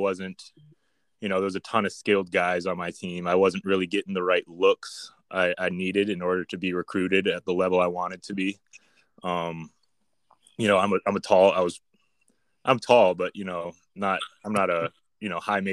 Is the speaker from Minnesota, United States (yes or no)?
yes; Minnesota, United States; moved away as an adult; growing up in Minnesota and playing for Hopkins